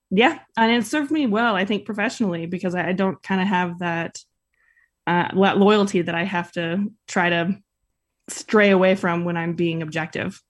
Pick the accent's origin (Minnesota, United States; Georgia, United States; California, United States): California, United States; Northern; moved away as an adult; also born or lived in San Francisco; now in Utah, United States; growing up in Northern California